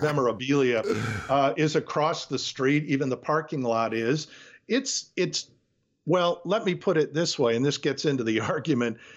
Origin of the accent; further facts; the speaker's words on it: Detroit, Michigan, United States; I grew up in Detroit